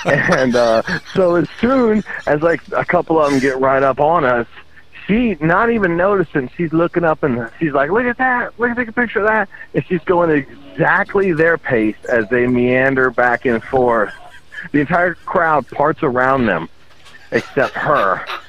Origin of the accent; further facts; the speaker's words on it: Ireland; No, I'm Irish.